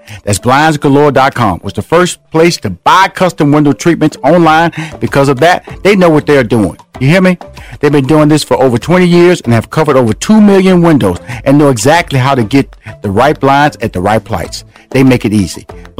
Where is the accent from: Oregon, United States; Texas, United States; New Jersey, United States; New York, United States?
Texas, United States; Houston; That's my hometown. I have a home in Atlanta. I have a home in Houston. Born and raised in Houston.